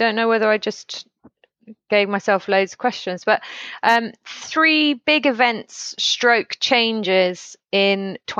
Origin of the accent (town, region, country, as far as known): South West England, United Kingdom; born or raised there; also born or lived in Woodbridge, Suffolk, East of England